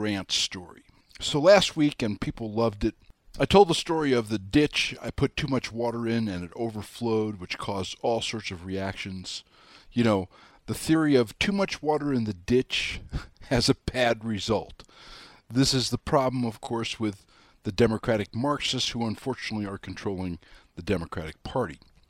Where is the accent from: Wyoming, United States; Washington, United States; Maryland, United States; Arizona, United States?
Wyoming, United States; I'm your hayseed from Wyoming